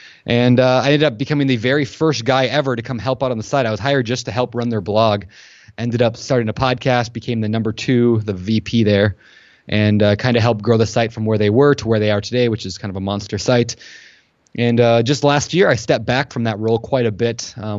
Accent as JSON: {"language": "English", "region": "Minnesota", "country": "United States", "tie": "born or raised there", "also_born_or_lived": "Colorado", "moved": "as an adult", "said": "So I was born in Minnesota, grew up there, left as quickly as I could in college. I couldn't handle the snow or the mosquitoes, so I moved out to the West Coast."}